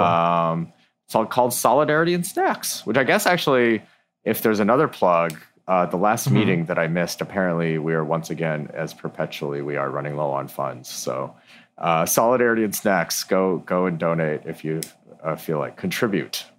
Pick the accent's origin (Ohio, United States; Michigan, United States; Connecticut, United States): Michigan, United States; Ann Arbor; I grew up in Ann Arbor, Michigan